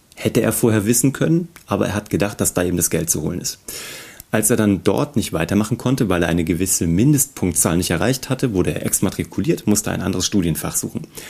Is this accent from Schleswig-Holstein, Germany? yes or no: no; Kassel, Hesse, Germany; ich komme aus Kassel